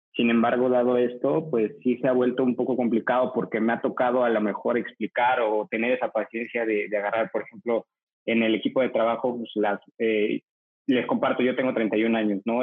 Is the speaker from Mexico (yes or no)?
yes; Mexico City, Mexico; soy de la Ciudad de México